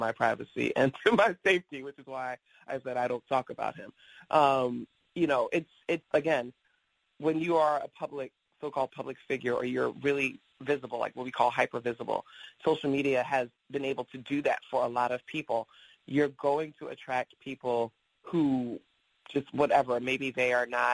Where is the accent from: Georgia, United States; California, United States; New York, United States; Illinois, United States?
New York, United States; New York City; I grew up in New York City. First I lived in Queens, then I moved to the Bronx